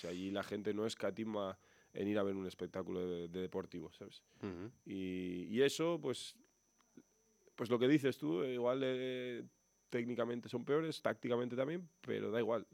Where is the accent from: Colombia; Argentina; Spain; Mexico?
Spain; Burgos, Castile and León; moved away; yo he estado años y años aquí